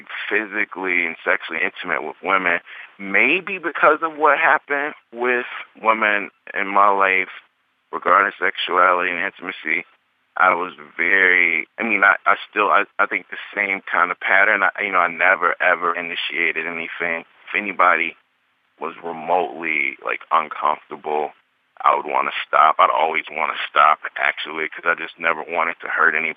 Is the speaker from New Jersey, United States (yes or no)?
no; Mississippi, United States; as a young person growing up in Mississippi